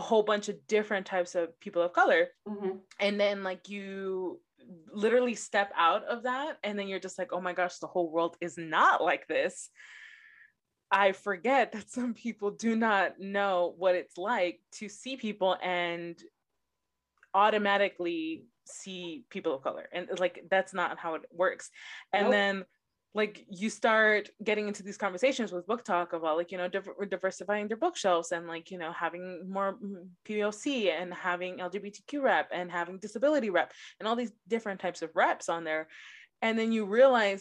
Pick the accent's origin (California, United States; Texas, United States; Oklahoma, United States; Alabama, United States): California, United States; Los Angeles; I'm born and raised in Los Angeles